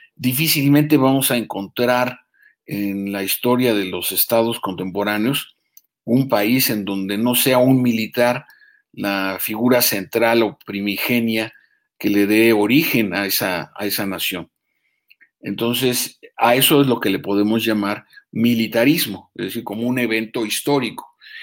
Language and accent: Spanish; Mexico